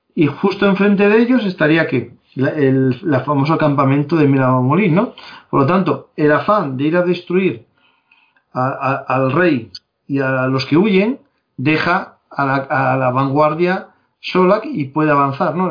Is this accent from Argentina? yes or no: no; Asturias, Spain; somos asturianos